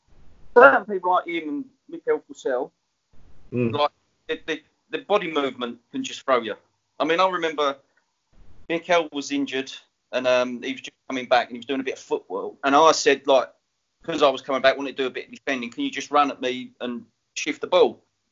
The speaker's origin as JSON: {"language": "English", "town": "Enfield", "region": "London", "country": "United Kingdom", "said": "I was like, I'm from Enfield, I've got a swatch on."}